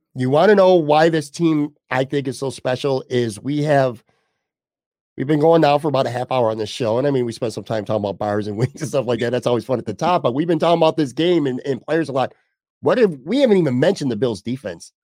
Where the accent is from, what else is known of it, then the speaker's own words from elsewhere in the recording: Buffalo, New York, United States; my hometown here